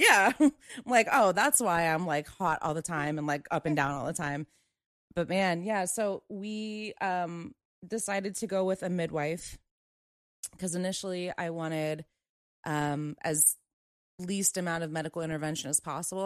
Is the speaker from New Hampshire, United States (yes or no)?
no; Maryland, United States; moved away; I'm from Maryland. I have family back there